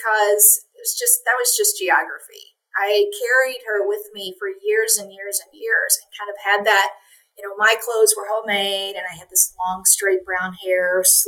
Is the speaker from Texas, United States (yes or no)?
no; Appalachia, Eastern Kentucky, United States; I grew up in Appalachia in Eastern Kentucky